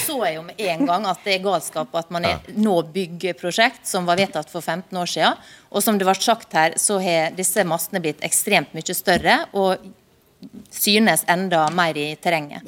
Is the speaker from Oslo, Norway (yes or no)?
no; Sunnmøre, Møre og Romsdal, Norway; Jeg kommer fra Sunnmøre sjøl